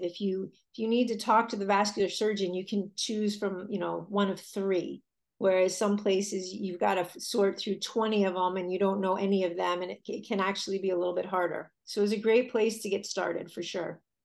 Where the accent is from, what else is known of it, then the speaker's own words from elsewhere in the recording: Connecticut, United States; I grew up in a small town in Connecticut